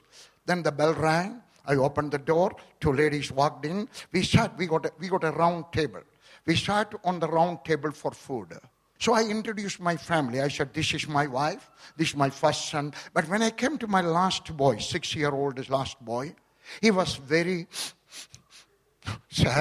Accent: Kerala, India; also born or lived in Punjab; now in Delhi, India; I was born in Kerala.

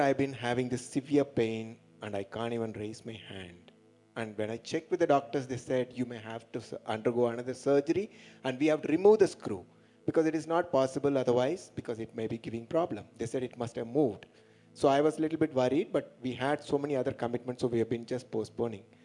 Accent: Madurai, Tamil Nadu, India; from Madurai, working in railways

